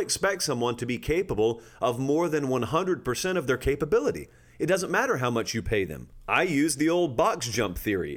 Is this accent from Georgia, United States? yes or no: yes; Georgia, United States; I grew up in Georgia